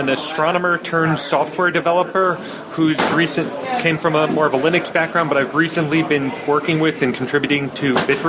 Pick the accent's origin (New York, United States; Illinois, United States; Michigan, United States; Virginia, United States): New York, United States; I'm also a New Yorker